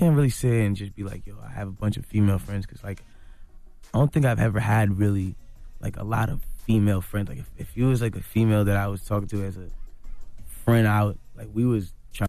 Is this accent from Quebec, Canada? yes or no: no; Toronto, Ontario, Canada; I'm from Toronto.